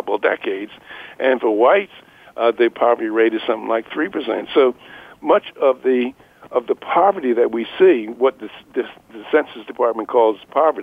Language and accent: English; Philadelphia, Pennsylvania, United States; When I was a kid, I grew up in North Philadelphia, in the slums of North Philadelphia, and I'm 82 years old.